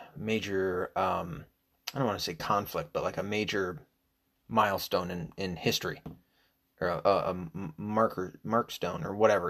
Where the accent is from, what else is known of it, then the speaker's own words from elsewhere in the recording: United States; I'm American